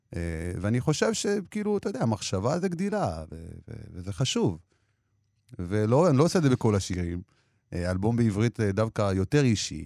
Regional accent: Jerusalem District, Israel; also born or lived in Ethiopia; גם כשהייתי ילד בפרחי ירושלים

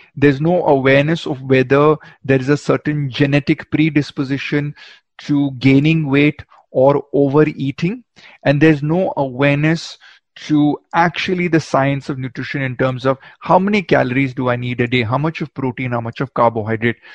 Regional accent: Goa, India; You're actually in my hometown

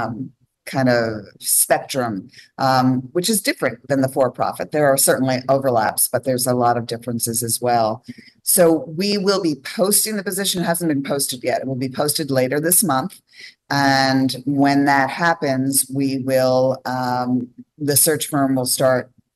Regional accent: New York, United States; also born or lived in Los Angeles; now in Holland, United States; I am from New York originally. I lived in Los Angeles.

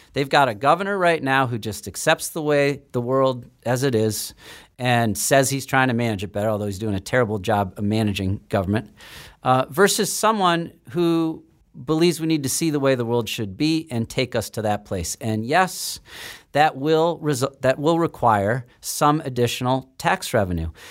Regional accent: Ohio, United States; now in Massachusetts, United States; I'm originally from Ohio

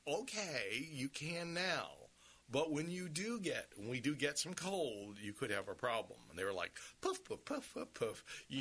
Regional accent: Sun City, United States; I didn't grow up in Chicago. I grew up in Sun City.

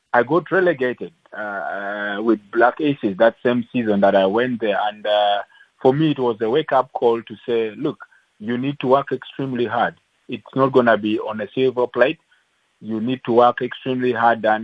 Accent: Uganda; English is a second language; now in South Africa; I came from from from Uganda. I came to South Africa and mm. played for SuperSport for mm. for four years

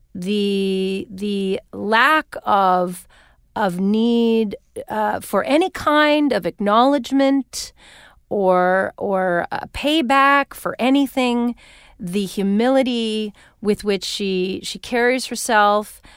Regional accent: Winnipeg, Manitoba, Canada; moved away as an adult; now in California, United States; my hometown of Winnipeg

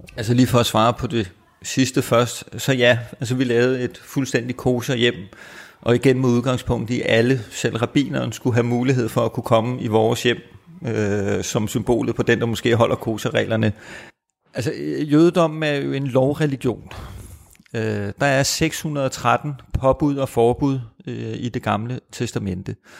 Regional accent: Copenhagen, Capital Region of Denmark, Denmark; jeg er født og opvokset i København

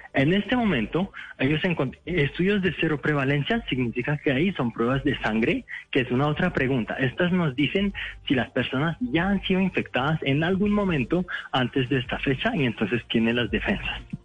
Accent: France; moved away as an adult; also born or lived in Morocco; now in Bogotá, Colombia; nací en Francia, mis papás son de Marruecos, pero ya llevo 6, 7 años en Colombia

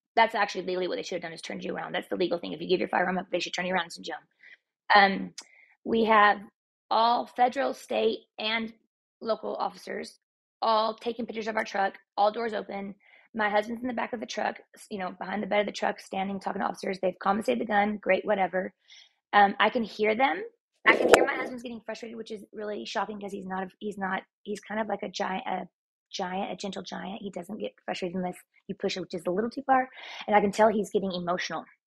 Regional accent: Texas, United States; now in Utah, United States; I'm Texan, and uh, I, my roots are still down there.

